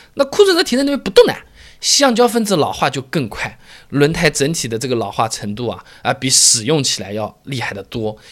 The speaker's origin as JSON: {"language": "Chinese", "town": "Hangzhou", "region": "Zhejiang", "country": "China", "tie": "born or raised there", "said": "我老家在杭州最有名的就是全国最有名的服装市场，四季青服装市场"}